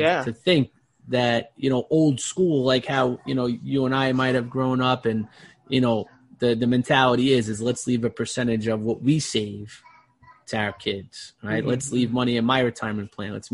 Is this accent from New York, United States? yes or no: yes; New York City, New York, United States; growing up in Brooklyn in a blue collar family